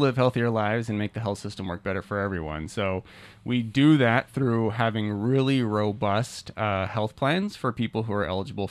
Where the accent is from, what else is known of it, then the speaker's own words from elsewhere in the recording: New Mexico, United States; moved away as an adult; now in New Hampshire, United States; I'm from New Mexico originally, so we don't get a lot of rain out there